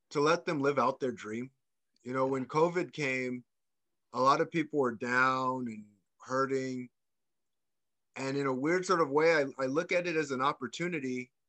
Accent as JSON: {"language": "English", "town": "Ahwatukee", "region": "Arizona", "country": "United States", "tie": "born or raised there", "said": "you can tell I grew up in Ahwatukee."}